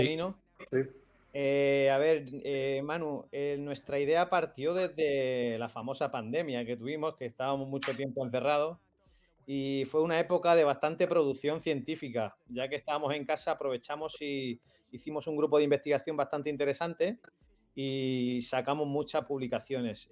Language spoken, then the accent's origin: Spanish; Lorca, Region of Murcia, Spain; moved away as an adult; now in Extremadura, Spain; Yo eh, soy de Murcia, de Lorca, pero pero me vine a estudiar a Extremadura Ciencias del Deporte